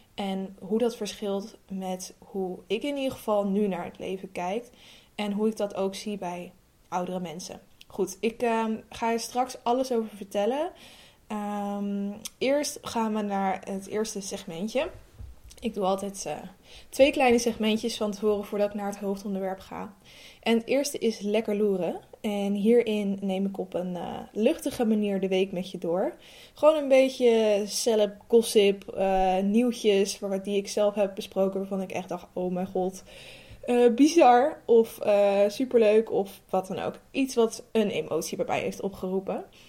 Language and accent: Dutch; Amsterdam, North Holland, Netherlands; ik ben 25 jaar, ik kom uit Amsterdam.